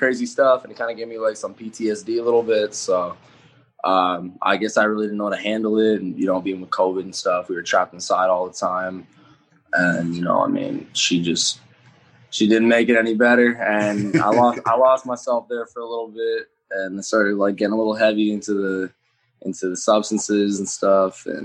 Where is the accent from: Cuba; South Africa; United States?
United States; Minneapolis, Minnesota; I'm from Minneapolis, Minnesota